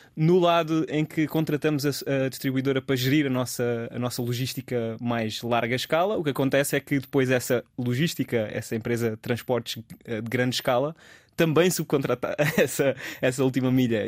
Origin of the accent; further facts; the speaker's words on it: Alcácer do Sal, Alentejo, Portugal; moved away as an adult; also born or lived in Lisbon; Eu, eu sou alentejano, sou de Alcácer do Sal e cresci lá